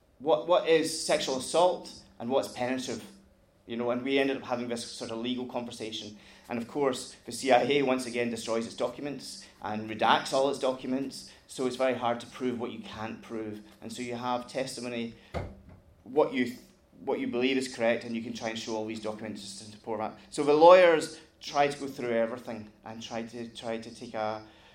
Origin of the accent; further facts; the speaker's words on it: Glasgow, Scotland, United Kingdom; speak to someone in America and you say "greetings from Glasgow," it's done me enormously good. And being a Scot and being proud.